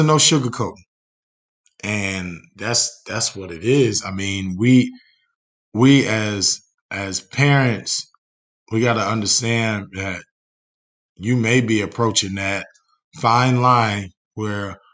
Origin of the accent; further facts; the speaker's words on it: New Jersey, United States; now in Indiana, United States; I'm from New Jersey